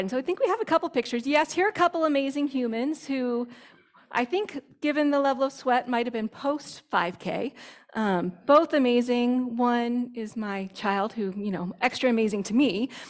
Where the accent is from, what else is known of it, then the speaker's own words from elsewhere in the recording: United States; as an evangelical Christian, as an American Christian